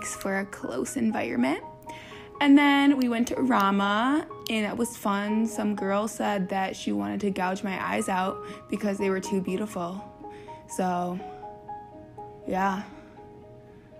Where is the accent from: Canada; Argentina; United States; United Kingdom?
United States; Plymouth, Michigan; I'm from Plymouth, Michigan